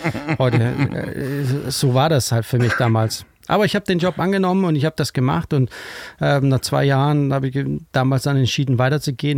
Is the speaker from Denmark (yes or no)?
yes; Kolding, Southern Denmark, Denmark; German is a second language; moved away as an adult; also born or lived in Düsseldorf; now in Hamburg, Germany; ich bin ja in Dänemark aufgewachsen, in Kolling.